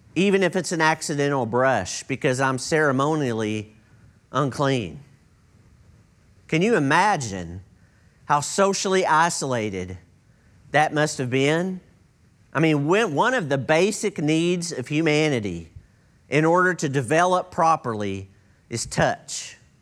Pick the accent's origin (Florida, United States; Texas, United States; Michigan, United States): Texas, United States; East; I grew up in East Texas